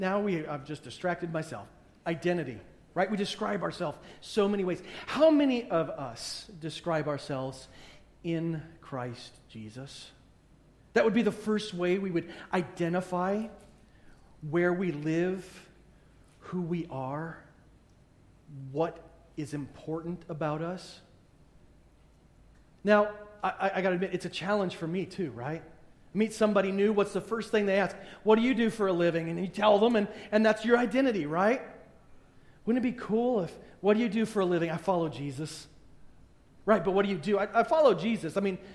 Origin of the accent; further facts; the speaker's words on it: Pittsburgh, Pennsylvania, United States; And, you know, eventually you get to, I'm from Pittsburgh, right? I mean, that's just, there's no other way around that. So you describe yourself, I'm from Pittsburgh.